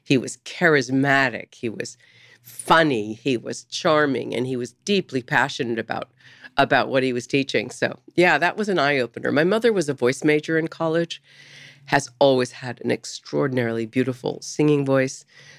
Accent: Topeka, Kansas, United States; born there; I was born in Topeka, Kansas.

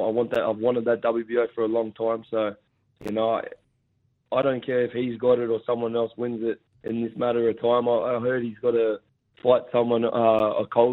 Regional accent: Gosford, New South Wales, Australia; Gosford Stadium, my hometown in the Central Coast.

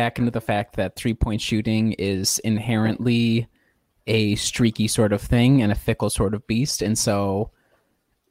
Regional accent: Southeast Wisconsin, United States; born or raised there; also born or lived in Chicago area, Illinois

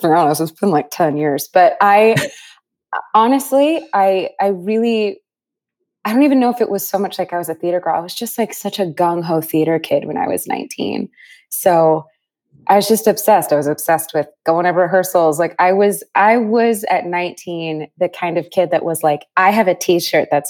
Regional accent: Northern California, United States; We grew up in Northern California

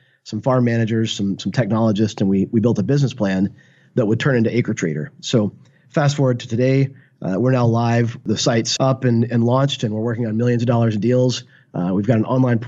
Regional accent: Arkansas, United States; moved away as an adult; also born or lived in San Francisco; he knew I was from Arkansas

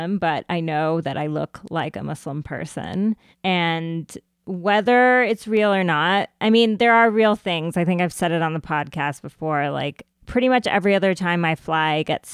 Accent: United States; accent: American; I was born in this country. Like I have an American accent

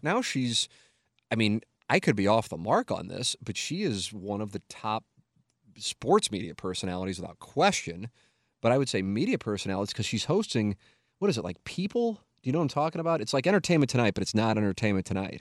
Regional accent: St. Louis, Missouri, United States; I'm 24, 25, working in my hometown

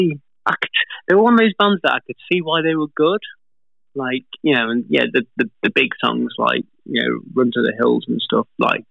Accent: United Kingdom; being British

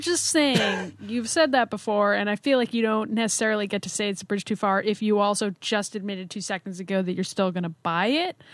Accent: United States

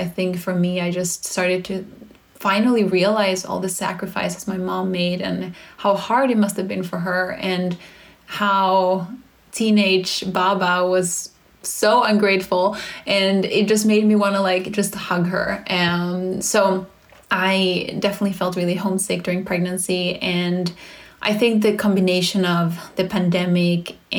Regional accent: Sweden; English is a second language; now in United States; I get reminded that we live in America where there is no support from others. I come from Sweden, so sometimes I forget how the system is just so incredibly broken in the US

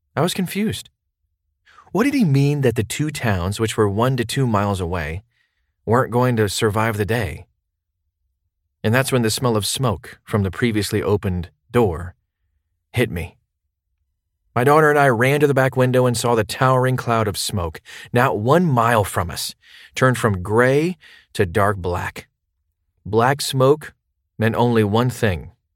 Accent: New Orleans, Louisiana, United States; my hometown of New Orleans

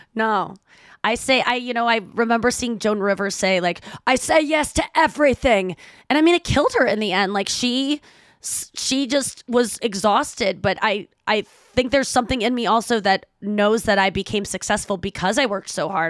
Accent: St. Louis, Missouri, United States; moved away as an adult; I moved back to my hometown of Saint Louis.

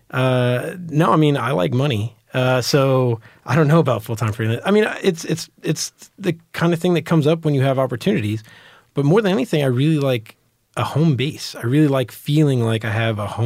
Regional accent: New York, United States; born there; now in Texas, United States; I was born in New York, my family's from New York.

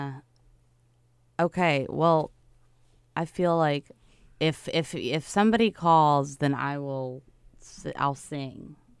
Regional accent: the South, United States; You know, I'm from the South, so around there it's just like you drive with your knees

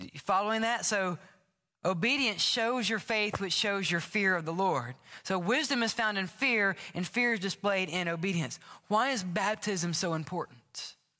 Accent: the South, United States; I grew up in the South

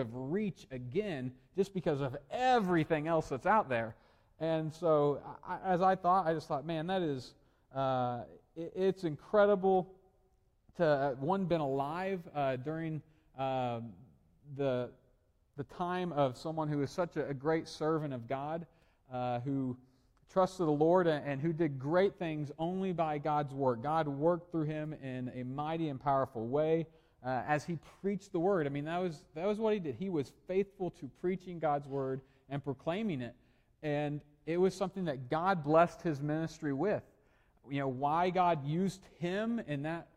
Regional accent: Oklahoma, United States; I'm from Oklahoma, and I went to a university in Oklahoma

